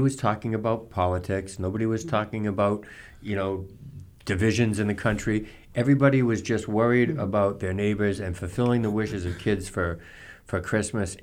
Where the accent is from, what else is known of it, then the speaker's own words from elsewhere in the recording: Norton, Massachusetts, United States; in my hometown Norton